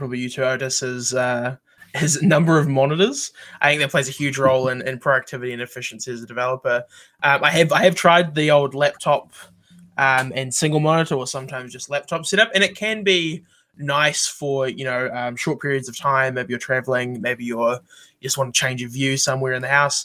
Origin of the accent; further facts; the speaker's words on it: New Zealand; I'm also a developer from New Zealand